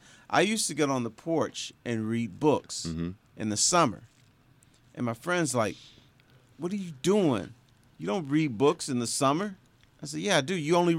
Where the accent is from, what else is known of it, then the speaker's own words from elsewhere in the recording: Detroit, Michigan, United States; growing up in Detroit.